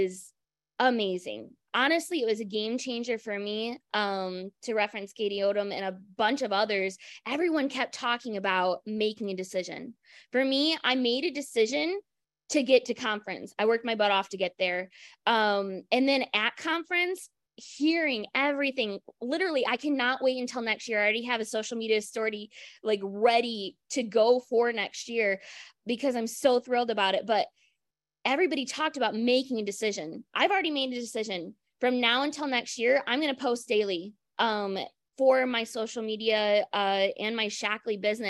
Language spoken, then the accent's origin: English; Michigan, United States; I'm from Michigan